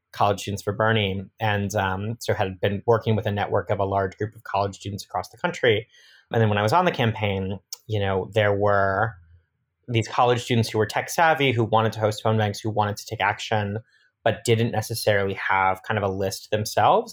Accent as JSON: {"language": "English", "town": "Madison", "region": "Wisconsin", "country": "United States", "tie": "born or raised there", "also_born_or_lived": "suburbs of Philadelphia, Pennsylvania", "moved": "yes", "said": "I grew up in, uh, Madison, Wisconsin, and then, uh, my family moved to the suburbs of Philadelphia, so spent, uh, some time in the Midwest and some time on the East Coast."}